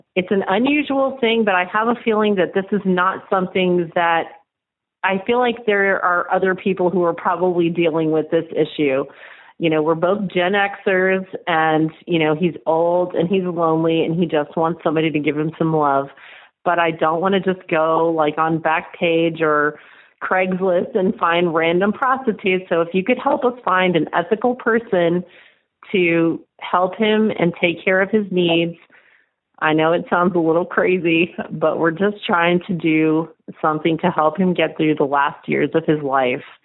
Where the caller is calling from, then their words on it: Austin, Texas, United States; I'm calling from Austin, Texas